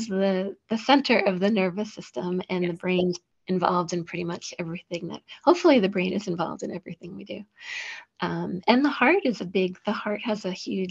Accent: New York, United States; I'm a New Yorker

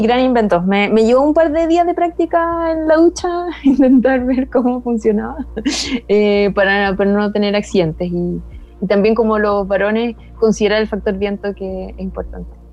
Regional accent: Punta Arenas, Magallanes and Chilean Antarctica, Chile; moved away as an adult; also born or lived in central zone, Chile; soy de Punta Arena

